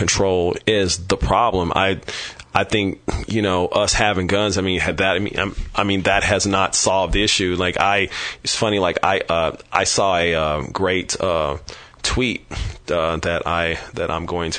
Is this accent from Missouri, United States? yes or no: yes; Kansas City, Missouri, United States; now in San Francisco, United States; growing up in Kansas City, Missouri